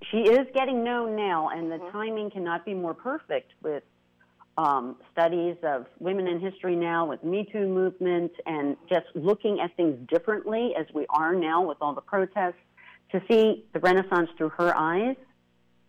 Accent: United States; as an American to discover my roots

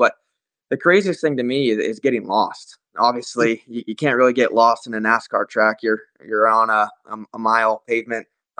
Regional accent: Las Vegas, Nevada, United States; born or raised there

